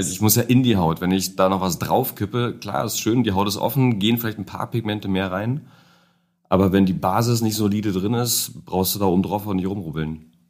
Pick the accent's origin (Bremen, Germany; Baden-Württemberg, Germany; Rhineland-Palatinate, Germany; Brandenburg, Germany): Brandenburg, Germany; Niemegk; moved away as an adult; now in Berlin, Germany; ursprünglich aus dem Umland von Berlin, ähm, Stunde entfernt